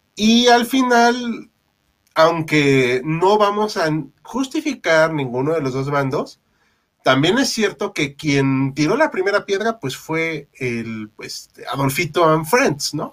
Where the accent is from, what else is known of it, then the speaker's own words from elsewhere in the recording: Mexico; como mexicano